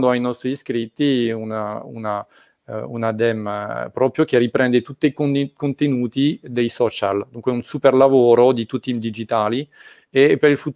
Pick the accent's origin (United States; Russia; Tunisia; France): France; Italian is a second language; sono francese, lo pronuncio male